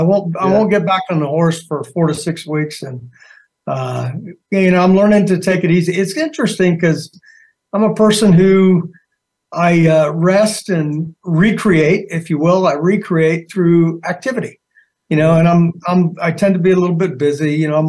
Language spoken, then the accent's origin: English; Arizona, United States; also born or lived in Germany; I was born actually in Germany. I consider Arizona home, but, you know, being a military family, we lived all over the place.